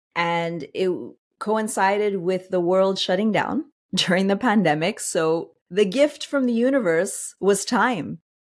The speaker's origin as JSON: {"language": "English", "town": "Montreal", "region": "Quebec", "country": "Canada", "said": "I'm originally from Montreal"}